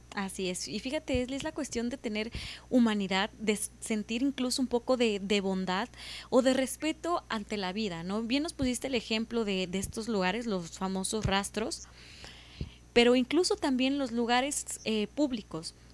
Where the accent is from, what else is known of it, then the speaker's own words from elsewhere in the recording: Veracruz, Mexico; Yo soy de, eh, del estado de Veracruz, de, de México.